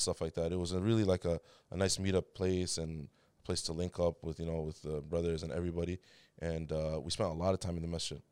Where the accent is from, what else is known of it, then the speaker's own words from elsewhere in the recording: Toronto, Ontario, Canada; also born or lived in Riyadh, Saudi Arabia; Grew up in downtown Toronto